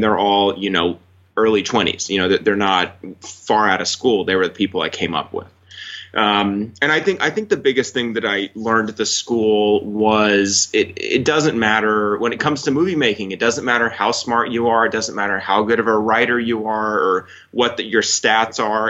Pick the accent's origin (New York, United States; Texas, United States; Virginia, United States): Texas, United States; Fort Worth; moved away as an adult; also born or lived in Los Angeles; I grew up in Texas. I, I, you know, spent 18 years of my life in Texas.